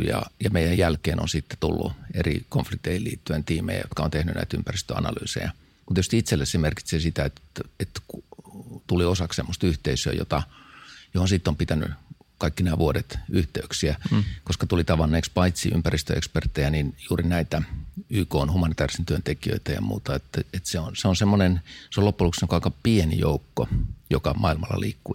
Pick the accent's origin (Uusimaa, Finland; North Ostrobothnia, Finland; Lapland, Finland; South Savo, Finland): Uusimaa, Finland; Helsinki; mä oon helsinkiläinen syntynyt Herttoniemen kaupungin vuokratalo